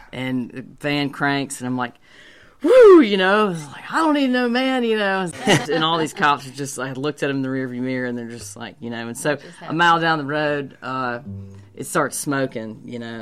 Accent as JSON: {"language": "English", "town": "Hattiesburg", "region": "Mississippi", "country": "United States", "tie": "born or raised there", "also_born_or_lived": "New Orleans / Paris / Nashville", "moved": "as an adult", "said": "I'm from Hattiesburg"}